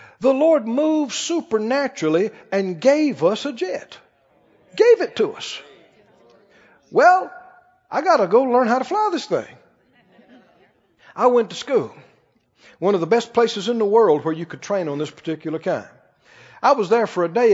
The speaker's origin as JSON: {"language": "English", "region": "Mississippi", "country": "United States", "tie": "born or raised there", "said": "I come from Mississippi with red mud between my toes."}